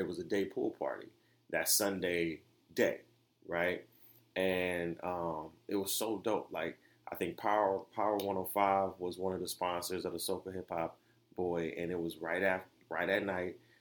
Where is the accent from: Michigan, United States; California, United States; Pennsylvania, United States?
Michigan, United States; Detroit; I was raised in Detroit